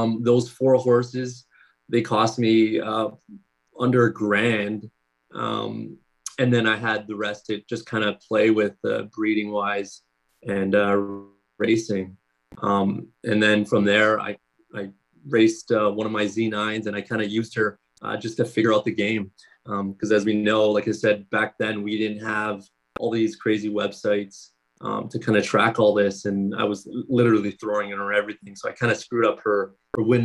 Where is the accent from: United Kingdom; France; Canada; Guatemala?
Canada; I'm from Canada